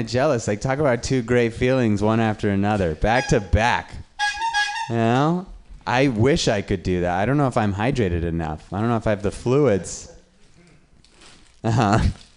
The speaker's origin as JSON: {"language": "English", "town": "Reno", "region": "Nevada", "country": "United States", "said": "I'm from Reno, Nevada."}